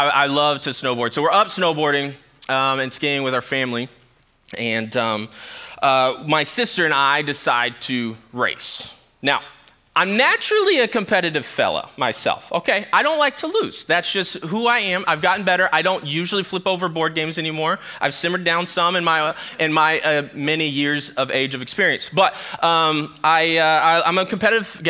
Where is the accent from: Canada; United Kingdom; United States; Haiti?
United States; Sacramento, California; now in Michigan, United States; I grew up in Sacramento, California